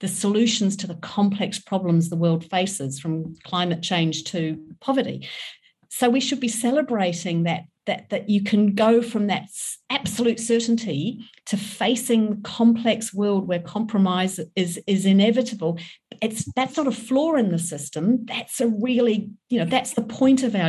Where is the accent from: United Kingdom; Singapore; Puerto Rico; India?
United Kingdom; England; also born or lived in New Zealand; I grew up in England, I was born in New Zealand